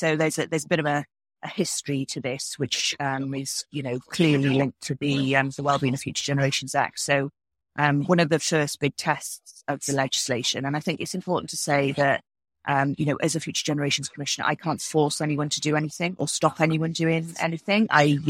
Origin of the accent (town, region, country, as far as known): Wales, United Kingdom